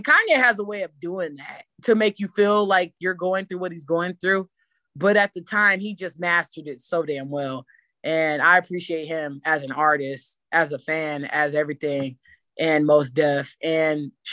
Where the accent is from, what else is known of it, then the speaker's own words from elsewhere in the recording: Ravenna, Ohio, United States; I'm from Ravenna, Ohio, a small town that's underestimated